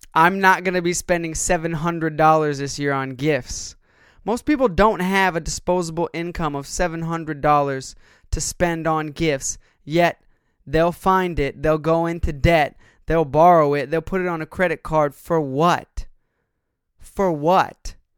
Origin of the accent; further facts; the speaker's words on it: United States; as Americans, we as American consumers